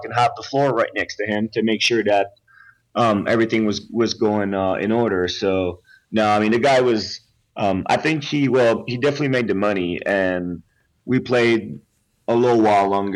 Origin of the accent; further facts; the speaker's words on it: Quebec, Canada; I'm from Quebec